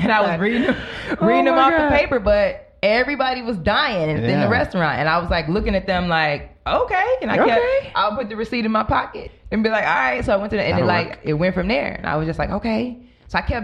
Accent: Homewood, Illinois, United States; I grew up in the suburbs in Chicago. I grew up in Homewood, Flossmoor, Hazelcrest area.

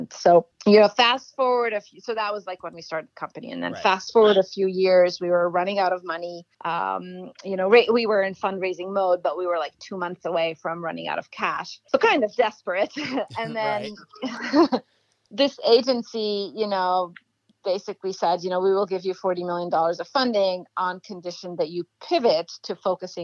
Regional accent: Egypt; moved away as an adult; also born or lived in Cambridge, United Kingdom; now in United States; I grew up in Egypt

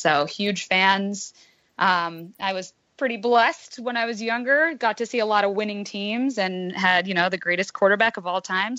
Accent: New Hampshire, United States; I grew up in New Hampshire, part of the six states of New England

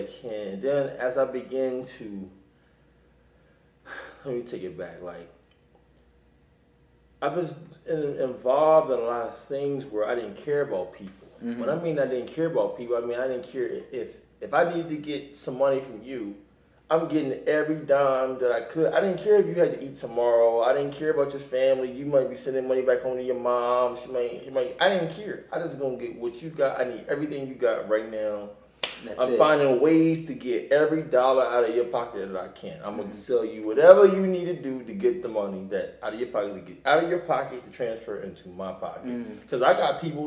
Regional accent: Wilmington, Delaware, United States; moved away as an adult; also born or lived in Philadelphia, Pennsylvania; now in Los Angeles, United States; I'm from Wilmington, Delaware. I was born and raised in Wilmington, Delaware

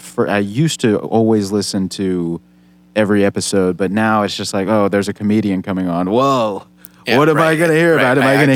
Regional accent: Texas, United States; I'm from Texas.

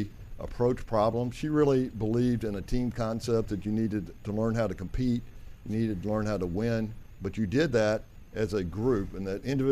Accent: El Dorado, Arkansas, United States; I'm from El Dorado, Arkansas.

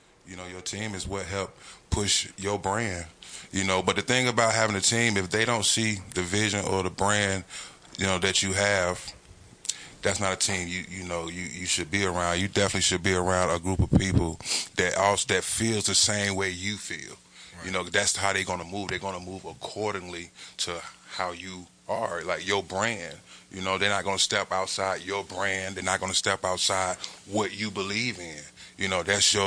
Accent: Atlanta, Georgia, United States; I'm from Atlanta

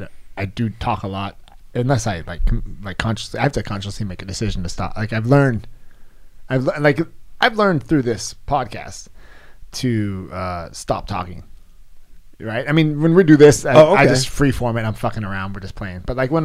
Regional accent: California, United States; I'm the Valley girl, and I don't really understand what you're saying, because I'm from California

